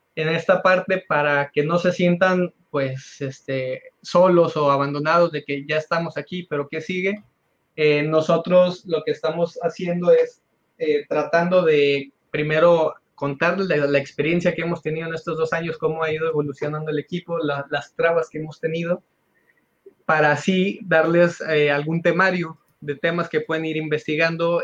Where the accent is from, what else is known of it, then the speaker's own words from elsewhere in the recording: Nayarit, Mexico; also born or lived in Puerto Vallarta, Jalisco; now in Jalisco, Mexico; Yo soy originario de Nayarit